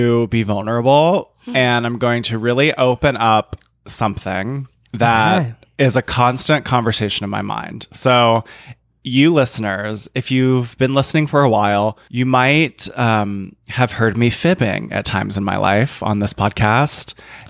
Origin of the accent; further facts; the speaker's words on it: New Jersey, United States; a character assessment or a character assassination that's going to be said or thought when I say I am from New Jersey.